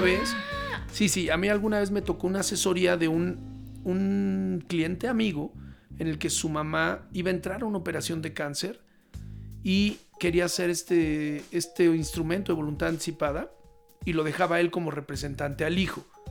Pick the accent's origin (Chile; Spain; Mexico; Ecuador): Mexico